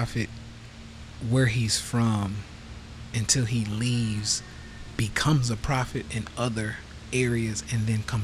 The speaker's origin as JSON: {"language": "English", "town": "Nashville", "region": "Tennessee", "country": "United States", "said": "Nashville, Tennessee, where I'm from"}